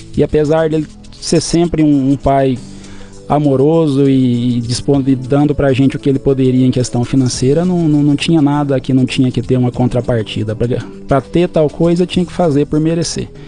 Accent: Adelândia, Goiás, Brazil; moved away as an adult; also born or lived in Cuiabá, Mato Grosso; now in Matupá, Brazil; Eu nasci em Adelândia, uma cidade no interior de Goiás

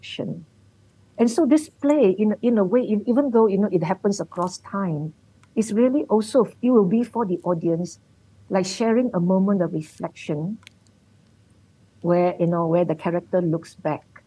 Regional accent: Malacca, Malaysia; Malacca, where I come from

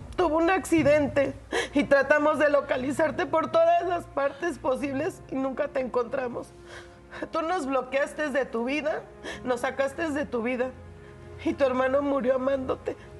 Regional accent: Guerrero, Mexico; Nosotros somos de Guerrero y vendíamos cocos allá

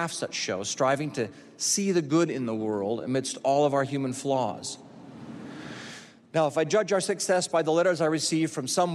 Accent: Utah, United States; I'm from Utah

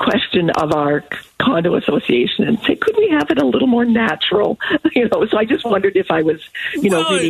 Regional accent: Canada; now in Scottsdale, United States; I'm actually from Canada.

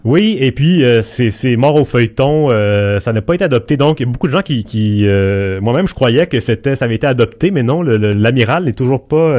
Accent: Quebec, Canada

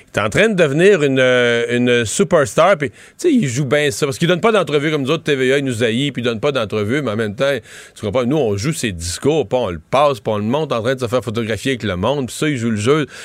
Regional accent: Rivière-du-Loup, Quebec, Canada; chez, chez, nous, dans ma ville natale, il a fermé, là, à Rivière-du-Loup

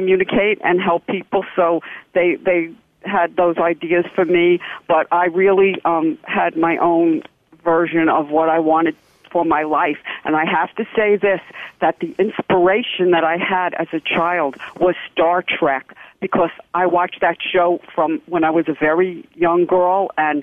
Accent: New York City, New York, United States; when I grew up in Brooklyn

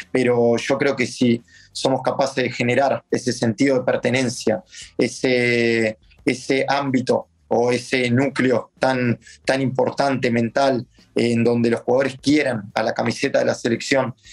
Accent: Argentina; lo que nos diferencia de los demás como argentinos y como equipo es que damos ese 10% más que los demás.

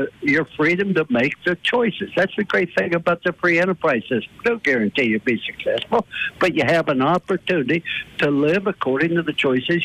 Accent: East Liverpool, Ohio, United States; moved away; I was raised in East Thurpe, Ohio, which was 1 mile from the western Pennsylvania border.

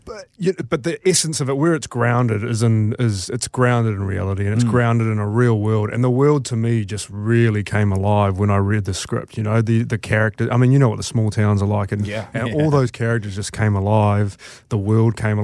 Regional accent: Hawke's Bay, New Zealand; I grew up in Hawke's Bay, but I wasn't on a farm

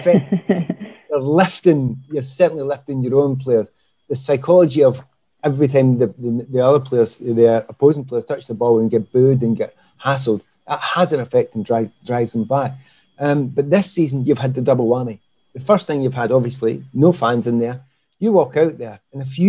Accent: Glasgow, Scotland, United Kingdom; I'm from the East End of Glasgow

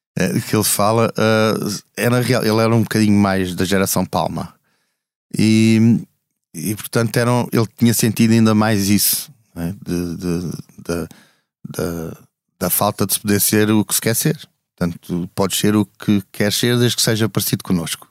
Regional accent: Alentejo, Portugal; moved away; also born or lived in Almada / Lisbon; eu sou lentejano

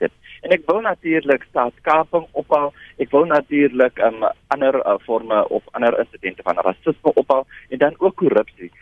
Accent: Langeberg area, Western Cape, South Africa; In die hele Langeberg area waar ek vandaan kom

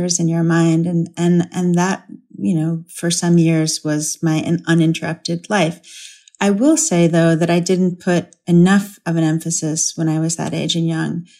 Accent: United States; as an American

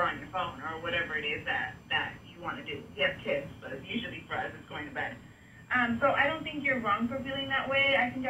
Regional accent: San Diego, California, United States; now in Phoenix, United States; I am coming from Phoenix, but but I am originally from San Diego

